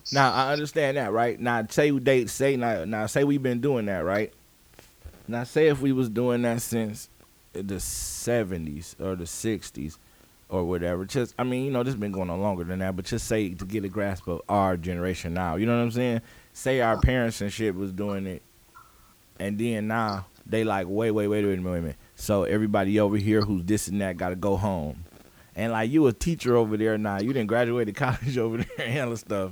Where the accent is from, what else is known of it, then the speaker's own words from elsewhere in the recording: United States; we grew up in the United States